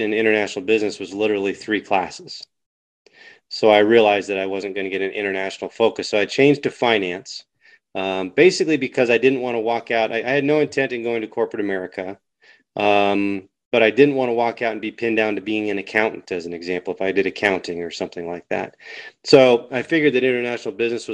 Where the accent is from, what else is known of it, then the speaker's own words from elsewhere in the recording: Denver, Colorado, United States; I'm 50 years old, born here in 1972